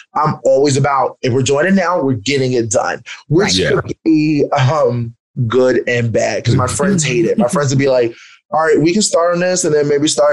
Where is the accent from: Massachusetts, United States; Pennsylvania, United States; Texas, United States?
Pennsylvania, United States; Philadelphia; Growing up in Philadelphia